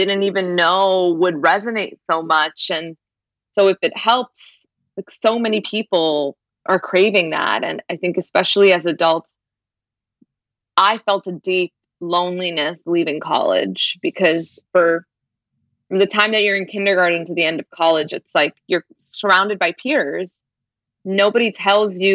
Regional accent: Brampton, Ontario, Canada; born or raised there

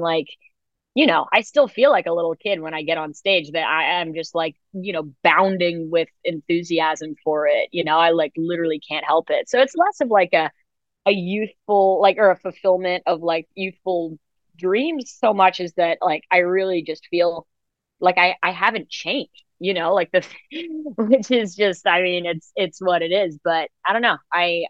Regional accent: New York City, New York, United States; I grew up in New York City, like, you know, the elevator was such a huge place of performance for me

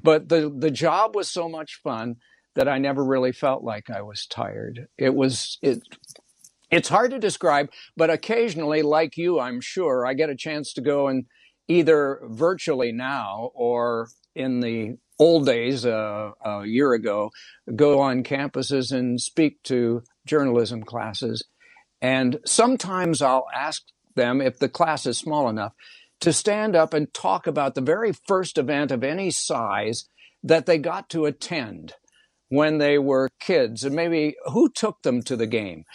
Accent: Indiana, United States; growing up in Indiana

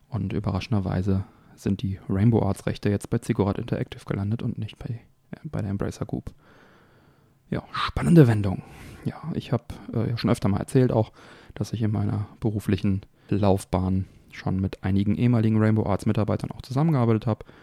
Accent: Kaarst, North Rhine-Westphalia, Germany; die hier in meiner Heimatstadt Karst saßen. Man hatte da also schon als Kind immer die Geschichten gehört.

